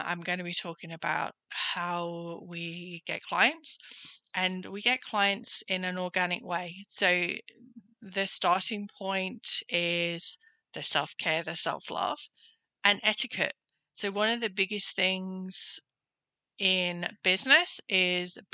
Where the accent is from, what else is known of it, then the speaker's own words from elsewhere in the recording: Nottingham, East Midlands, United Kingdom; moved away as an adult; now in Gold Coast, Australia; I'm originally from Nottingham in the UK